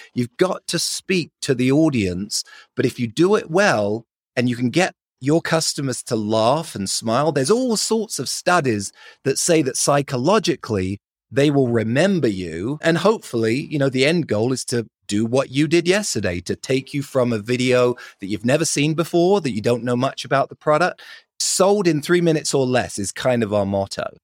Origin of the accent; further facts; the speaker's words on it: London, United Kingdom; accent: British; moved away as an adult; now in Salt Lake City, United States; I grew up in London, lived there for twenty years, and then moved out to the States, originally to go to university